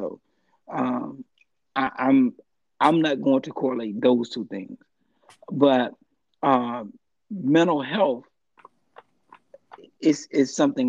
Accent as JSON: {"language": "English", "country": "United States", "tie": "born or raised there", "said": "I think that growing up in America and experiencing racism and the way we experience racism"}